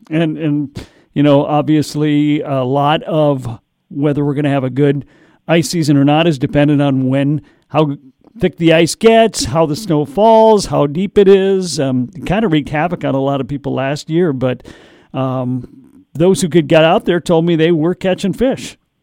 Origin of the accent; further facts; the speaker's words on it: Minnesota, United States; as a Minnesotan, I'm going, well, we got all the lakes here